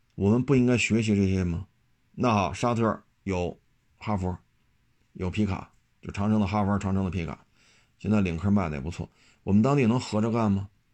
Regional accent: China; 我们中国人

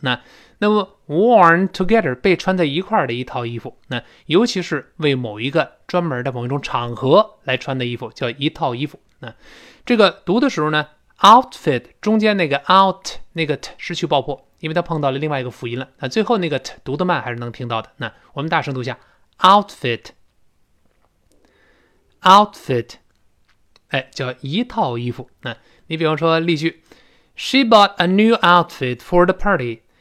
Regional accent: China; 我们中国人

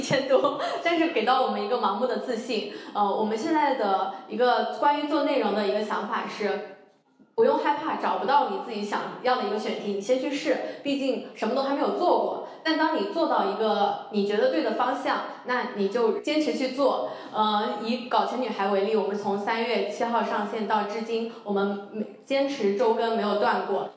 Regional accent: Anhui, China; moved away; 我呢，是出生在安徽的一个小县城里， 我从小是跟姥姥爷长大的，所以我的家庭非常传统

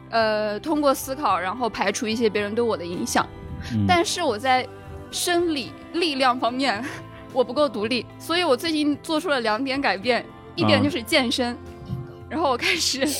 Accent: Taiyuan, Shanxi, China; 我在太原出生的时候，

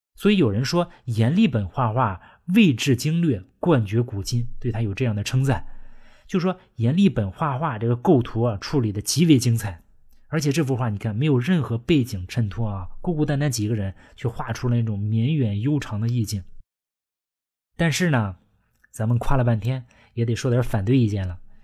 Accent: China; 我们中国人

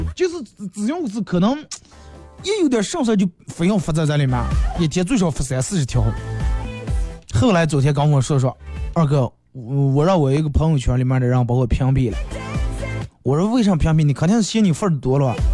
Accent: Bayannur, Inner Mongolia, China; accent: Bameng dialect; 咱们这儿有句土话

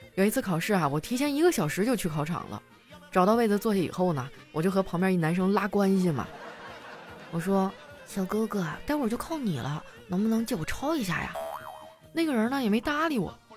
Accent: Qitaihe, Heilongjiang, China; 他是我老乡儿，我们俩都是齐台河的

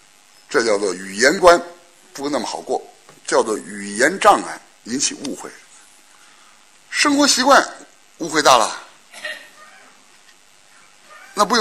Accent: China; also born or lived in Shanghai; 我们中国人别跟着错

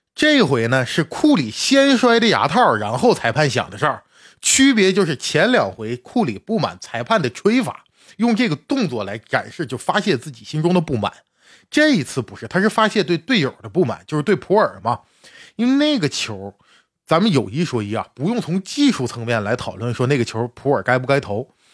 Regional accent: China; 我们中国的球迷

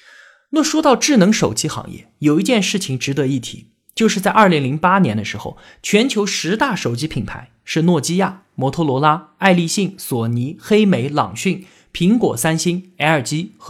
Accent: China; 但是长年以来，他都是我们中国人所热议的话题。

